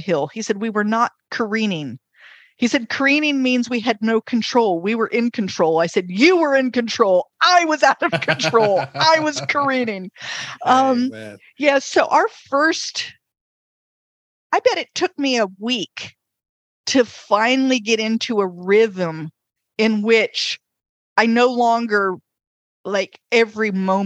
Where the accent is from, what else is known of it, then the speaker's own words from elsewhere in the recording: North Carolina, United States; I'm from North Carolina